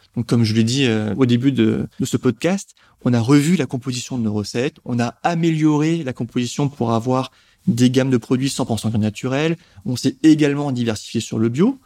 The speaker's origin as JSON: {"language": "French", "country": "France", "said": "la soupe fait partie de notre histoire et de notre consommation en tant que Français"}